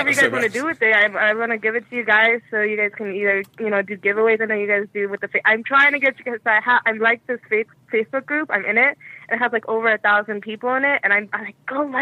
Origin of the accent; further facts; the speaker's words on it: India; I'm Indian, so I don't like to drink out of it.